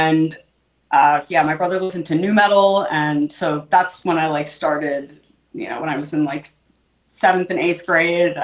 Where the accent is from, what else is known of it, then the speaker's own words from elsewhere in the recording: Long Island, New York, United States; I grew up on Long Island